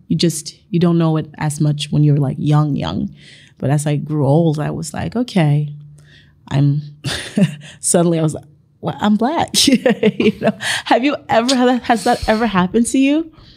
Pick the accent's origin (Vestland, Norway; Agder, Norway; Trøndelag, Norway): Vestland, Norway; Bergen; moved away as an adult; also born or lived in Sierra Leone; now in Oslo, Norway; I'm from Bergen